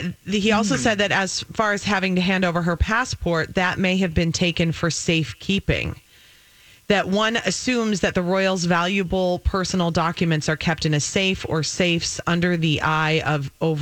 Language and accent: English; United States; We're not used to being controlled as Americans.